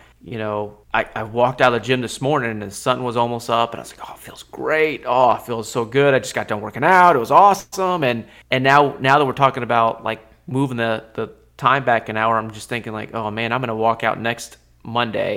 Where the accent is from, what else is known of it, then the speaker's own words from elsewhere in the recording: Alaska, United States; I grew up in Alaska